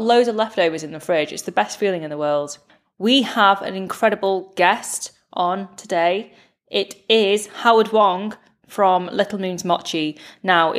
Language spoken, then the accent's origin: English; United Kingdom; now in Manchester, United Kingdom; British-born Chinese millennial